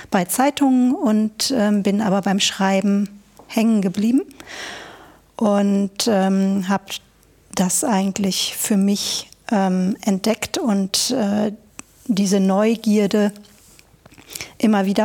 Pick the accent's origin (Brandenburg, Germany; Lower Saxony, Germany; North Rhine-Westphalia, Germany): North Rhine-Westphalia, Germany; Bielefeld; Ich komme also aus Bielefeld, ähm, wenn auch nicht gebürtig.